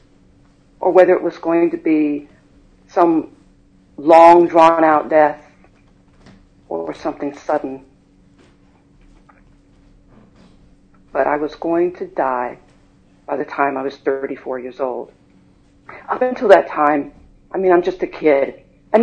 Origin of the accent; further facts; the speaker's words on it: High Point, North Carolina, United States; I was born and raised in High Point, North Carolina.